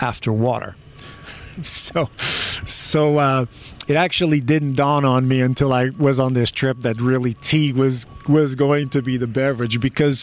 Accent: France; moved away as an adult; also born or lived in Portugal / Albuquerque, New Mexico; now in Morgantown, United States; My father moved. My family moved to France. So my family was one of those immigrants that went to France

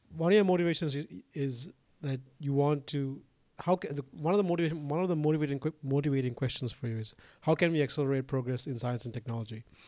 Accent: Sri Lanka; moved away; I'm from Sri Lanka origi-, originally. And, you know, like, it's so weird 'cause when I was growing up, we sort of got everything from the West

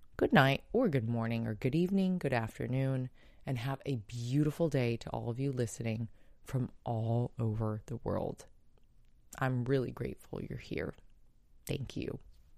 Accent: San Diego, California, United States; San Diego's shelters, my hometown

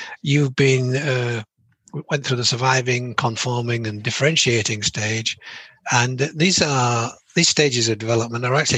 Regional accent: England, United Kingdom; I'm from England.

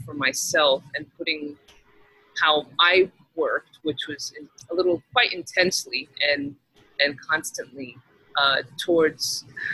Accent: Texas, United States; moved away; I grew up in Texas

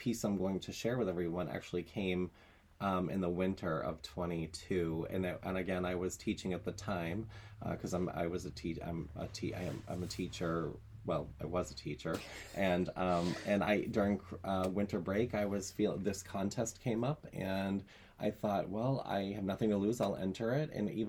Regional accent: South Berwick, Maine, United States; now in Berwick, United States; what can I give back to my hometown that I was raised in, and what can I ha I still wanted a connection with my hometown, even though I live next door in Berwick.

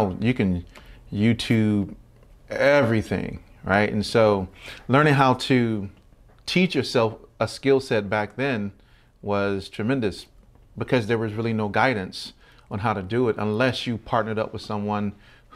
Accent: Virginia, United States; also born or lived in Louisiana / El Paso, Texas; now in Atlanta, United States; I'm originally from Virginia

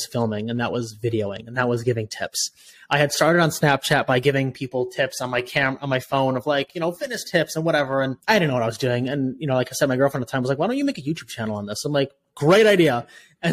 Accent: Chicago, Illinois, United States; also born or lived in Austin, Texas; I moved back home to Chicago

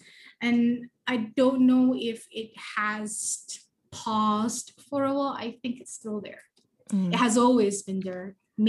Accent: Terengganu, Malaysia; I was raised in Terengganu, right? So I was in Terengganu since the late 1980s

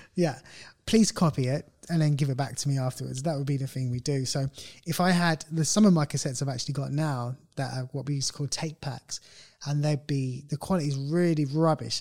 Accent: United Kingdom; we're British, we're a bit more laid back

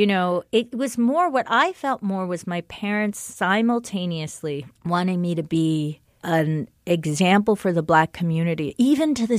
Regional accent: Englewood, New Jersey, United States; moved away; also born or lived in Baltimore; I was raised in Englewood, which was the city of biraciality when I was born there

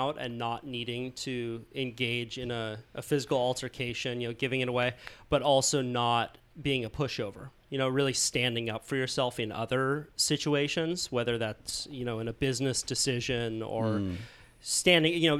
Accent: Santa Cruz, California, United States; every one of my friends growing up in Santa Cruz

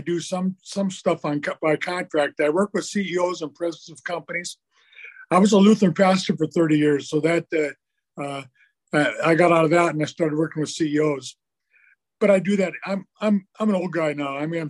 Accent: Fargo, North Dakota, United States; I'm originally from Fargo, North Dakota.

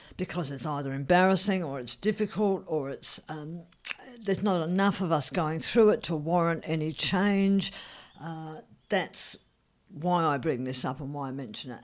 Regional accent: Australia

